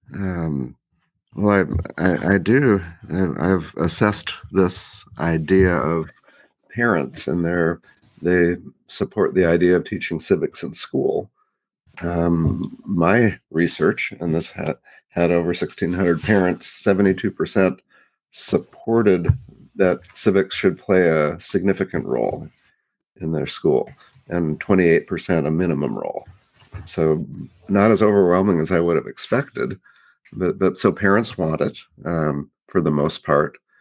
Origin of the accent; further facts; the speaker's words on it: Oregon, United States; moved away; also born or lived in Maryland; my home state